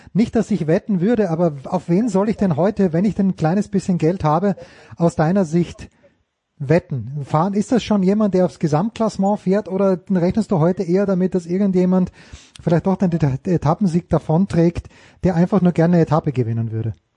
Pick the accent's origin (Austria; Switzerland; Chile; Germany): Austria; ich als Österreicher